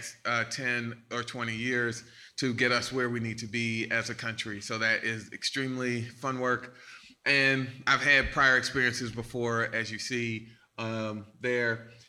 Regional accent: Baltimore, Maryland, United States; I'm from Baltimore, Maryland.

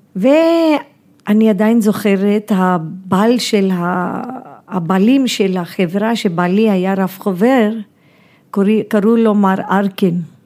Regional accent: India; moved away as an adult; now in Tel Aviv, Israel; הוא גם היה קצין גבוה מהצבא, אז גדלתי כן. ממש בצבא ההודי

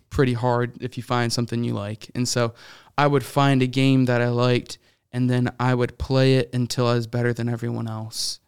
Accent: Syracuse, New York, United States; also born or lived in Virginia; now in Chicago, United States; I grew up in, uh, Syracuse, New York

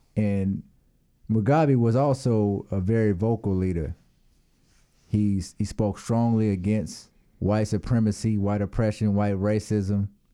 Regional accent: United States; I'm from the United States

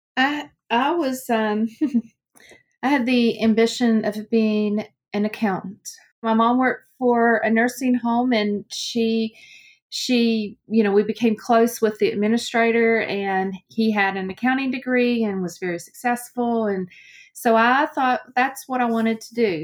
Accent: Owensboro, Kentucky, United States; accent: very strong Southern accent; here in Kentucky

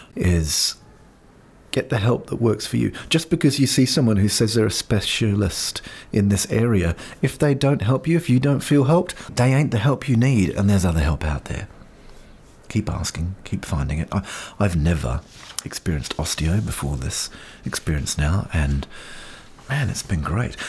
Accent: Auckland, New Zealand; Brain Injury Association in Auckland, my hometown

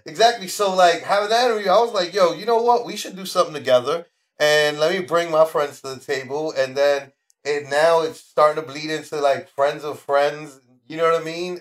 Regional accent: New York City, New York, United States; I was born at Our Lady of Mercy. Our Lady of Mercy is no longer there in the Bronx.

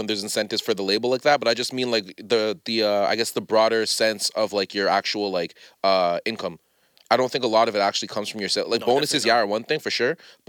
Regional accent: Mississauga, Ontario, Canada; I grew up in Mississauga, like I spent a lot of time with my cousins in like Scarborough or in Toronto.

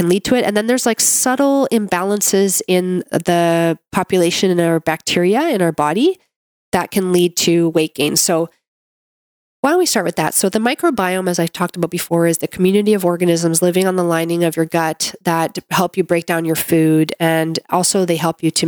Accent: Canada; I'm a Canadian medical doctor

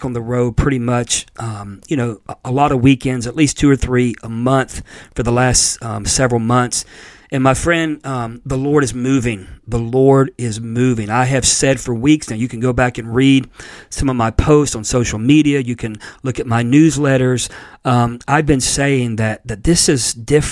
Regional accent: Pensacola, Florida, United States; Brownsville in Pensacola, Florida, which is actually my hometown

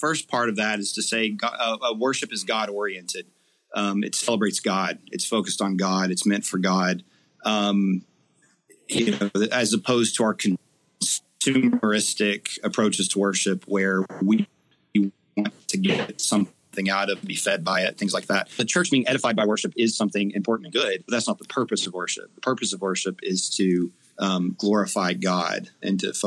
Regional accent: Eastern Kentucky, United States; Growing up in Eastern Kentucky

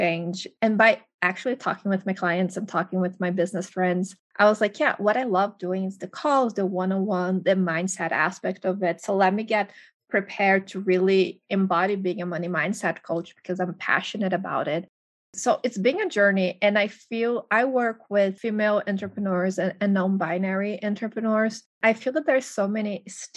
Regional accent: Brazil; moved away as an adult; now in United States; I'm originally from Brazil

